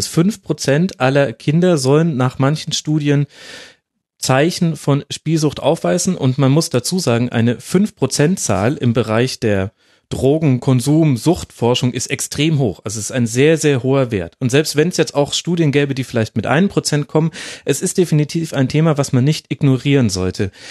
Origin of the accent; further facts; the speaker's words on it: Franconia, Bavaria, Germany; hat man bei uns in Franken immer gesagt